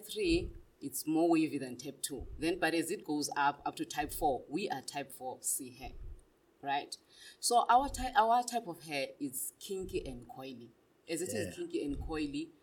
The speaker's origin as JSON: {"language": "English", "town": "Butterworth", "region": "Eastern Cape", "country": "South Africa", "moved": "yes", "lives_now": "Gauteng, South Africa", "said": "Originally, I'm from Butterworth, but due to work purposes, career purposes, and business, I'm here in Gauteng"}